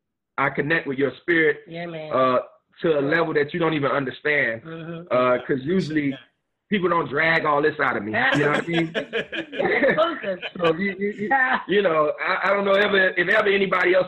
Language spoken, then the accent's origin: English; Miami, Florida, United States; We're from Miami